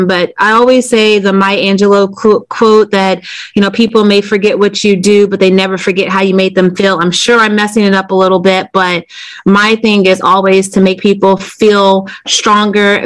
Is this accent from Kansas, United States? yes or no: no; Decatur, Illinois, United States; moved away as an adult; now in Wilmington, United States; growing up in Decatur, Illinois, which is a factory town, small town.